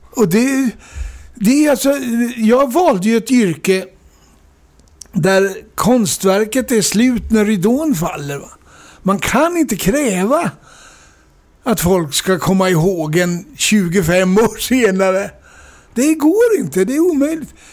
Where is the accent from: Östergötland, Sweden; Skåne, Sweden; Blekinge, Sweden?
Östergötland, Sweden; Norrköping; Norrköping. Mm kommer jag ifrån.